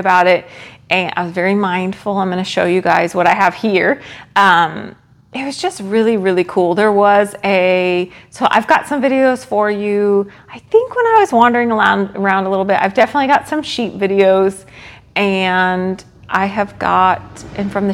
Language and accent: English; Rockville, Maryland, United States; moved away; he lived in Rockville, Maryland. That's where I grew up